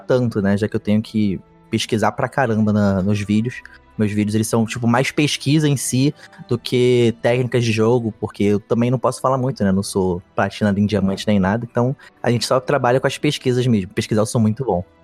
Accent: Rio de Janeiro, Brazil; accent: carioca; Sou carioca, moro no Rio a minha vida toda

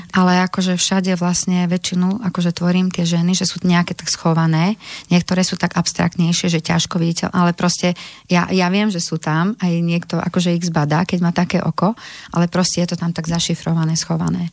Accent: Želiezovce, Nitra Region, Slovakia; som sa narodila, aj bývam, aj tvorím v malebnom malom mestečku v južnom, na južnom Slovensku, v Želiezovce

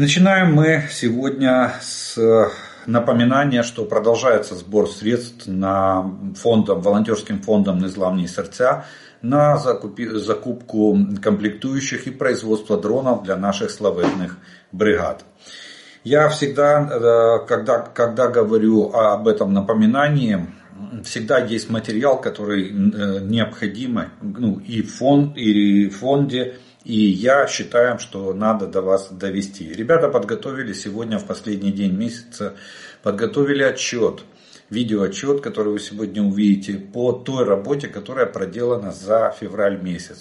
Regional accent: Ukraine; мы из Украины

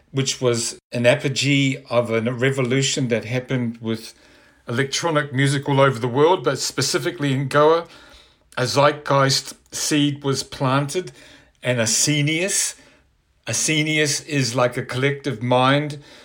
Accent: New Zealand; moved away as an adult; I'm originally from New Zealand. I'd been involved with punk groups and rock and roll in the seventies there

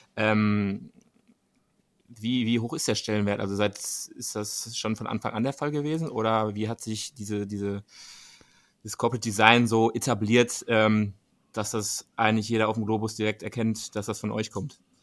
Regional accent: Dortmund, North Rhine-Westphalia, Germany; für meine Region hier, wir kommen ja selber aus Dortmund

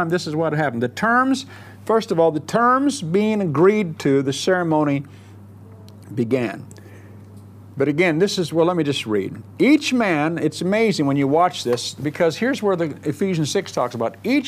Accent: Southern California, United States; moved away; I grew up in Southern California

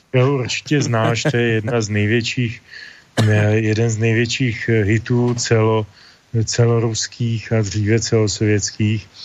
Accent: Bohemia, Czechia; U nás v Čechách

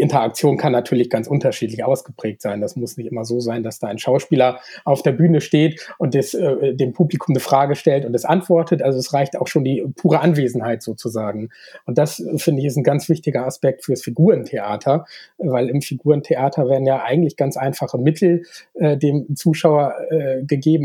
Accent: Bremen, Germany; moved away as an adult; now in Augsburg, Germany; ich komme ja aus der Nähe von Bremen ursprünglich und bin da zur Schule gegangen

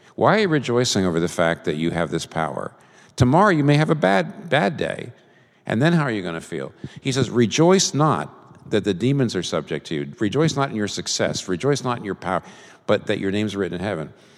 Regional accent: United States; I'm a Christian first and I'm an American second

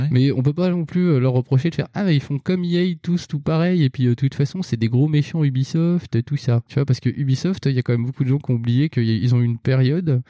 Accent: France; je suis français aussi

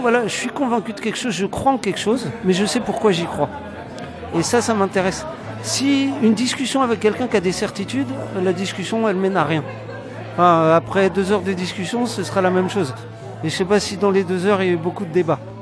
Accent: France; accent: French; now in Poland; j'ai mon accent français de merde

